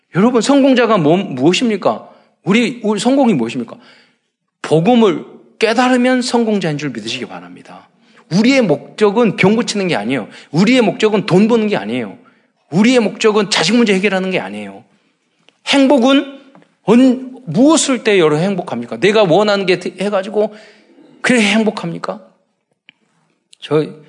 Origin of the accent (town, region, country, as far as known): South Korea